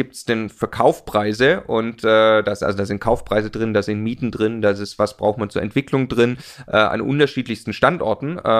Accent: Stuttgart, Baden-Württemberg, Germany; also ich komme aus Stuttgart, da kauft man die Daimler-Aktie, ja.

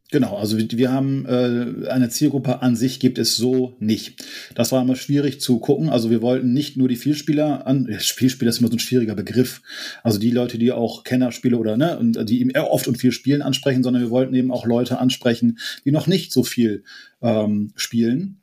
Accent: Friesland, Lower Saxony, Germany; ich komme ja auch aus Friesland und hier ist viel Moorgebiet

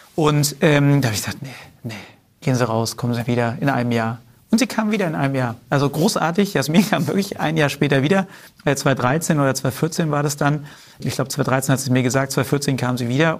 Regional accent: Swabia, Germany; im Schwaben, wo ich herkomme

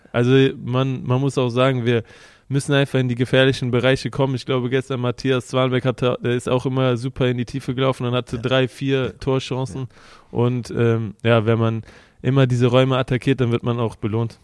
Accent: Kreuzau, North Rhine-Westphalia, Germany; moved away as an adult; also born or lived in Würselen; now in Wolfsburg, Germany; von meinem Heimatort Kreuzau nach Köln sind ungefähr 50 Kilometer

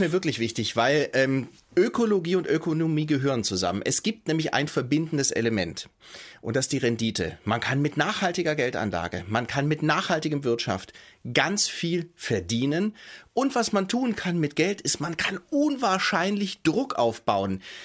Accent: Stuttgart, Baden-Württemberg, Germany; ich komme aus Stuttgart gebürtig. Ich weiß, dass der, ähm, der Wohlstand meiner Heimatstadt untrennbar verbunden ist

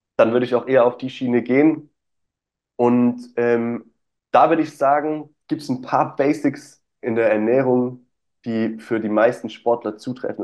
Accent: Stuttgart, Baden-Württemberg, Germany; Ich komme aus Stuttgart oder aus der Nähe von Stuttgart.

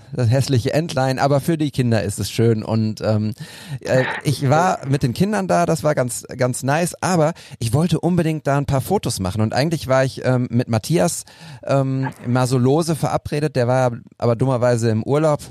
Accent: Münster, North Rhine-Westphalia, Germany; now in Bochum, Germany; ich komme ja aus Münster gebürtig

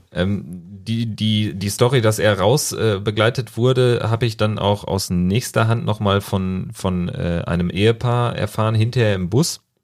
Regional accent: Berlin, Germany; im Pass Berlin und auch nicht Mönchengladbach

